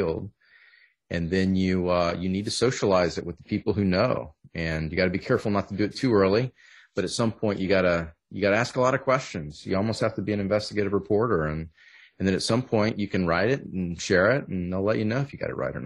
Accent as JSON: {"language": "English", "region": "Southern Texas", "country": "United States", "tie": "born or raised there", "said": "I grew up in Southern Texas and not Louisiana"}